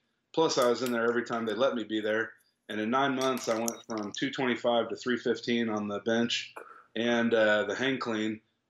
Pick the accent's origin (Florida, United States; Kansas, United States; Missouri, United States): Kansas, United States; Topeka; I was 9 years old, and I was at a football camp at a high school in my hometown in Topeka.